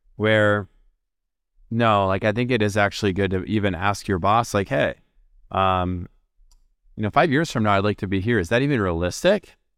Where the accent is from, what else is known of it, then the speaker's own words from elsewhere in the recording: Minneapolis, Minnesota, United States; my hometown, Minneapolis